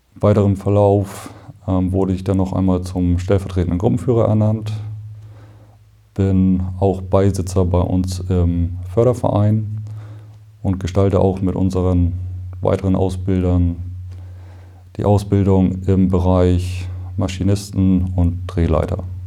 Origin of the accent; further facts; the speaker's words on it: Northern Germany, Germany; als Norddeutscher